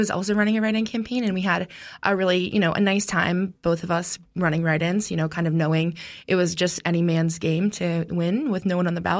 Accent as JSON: {"language": "English", "town": "Mount Jewett", "region": "Pennsylvania", "country": "United States", "tie": "born or raised there", "said": "So I grew up in Mount Jewett. I was born and raised there. We are an awesome town."}